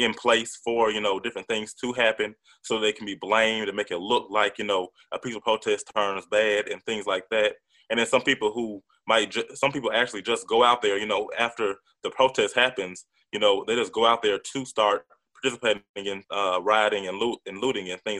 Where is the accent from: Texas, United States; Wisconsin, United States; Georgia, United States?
Georgia, United States; Atlanta; I'm from Atlanta